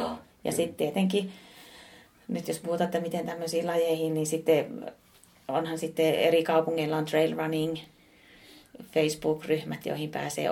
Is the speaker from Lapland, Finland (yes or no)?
no; Oulu, North Ostrobothnia, Finland; teen semmoisia hommia tuolla kotipuolessa Oulussa